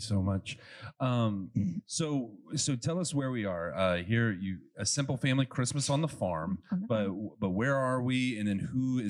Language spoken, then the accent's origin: English; Gulf Coast, United States; now in Ohio, United States; growing up in the Gulf Coast